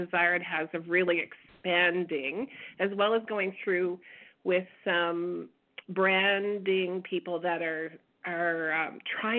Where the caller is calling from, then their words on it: Edmonton, Alberta, Canada; Hi, this is … from Edmonton.